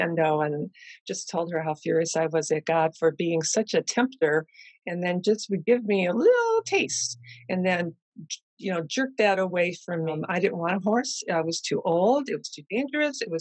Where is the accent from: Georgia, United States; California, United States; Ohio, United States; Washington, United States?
Ohio, United States; Cleveland; I grew up in Cleveland